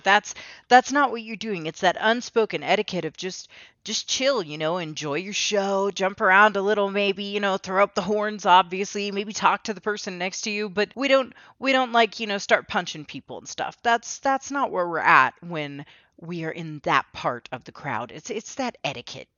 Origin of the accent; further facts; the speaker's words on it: United States; I'm American and my mother's American